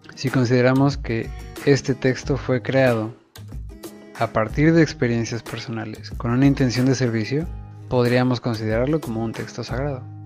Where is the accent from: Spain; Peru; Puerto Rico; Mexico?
Mexico; como buenos católicos mexicanos